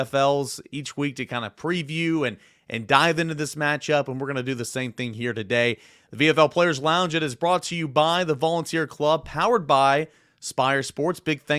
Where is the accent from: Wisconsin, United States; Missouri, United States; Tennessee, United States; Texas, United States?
Tennessee, United States; Dumplin Valley, Jefferson County; Good old Patriots down there in Dumplin Valley, my hometown.